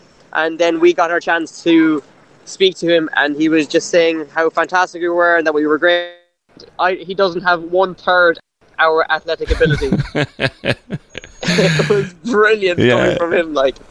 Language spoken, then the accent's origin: English; Cork, Munster, Ireland; I'm from Cork